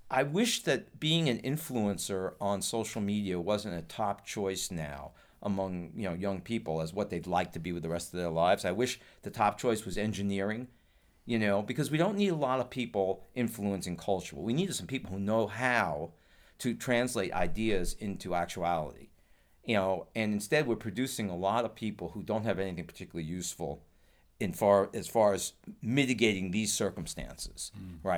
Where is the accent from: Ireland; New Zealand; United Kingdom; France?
Ireland; um, I'm Irish. We love Halloween.